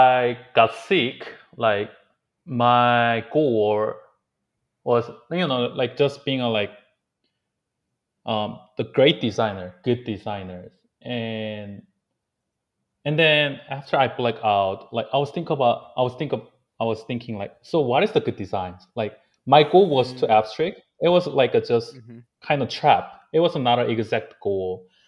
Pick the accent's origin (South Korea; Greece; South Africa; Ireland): South Korea; also born or lived in New York, United States; now in Los Angeles, United States; I used to grow up in Korea